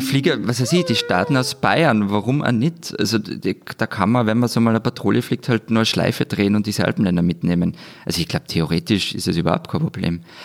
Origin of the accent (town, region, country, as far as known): Austria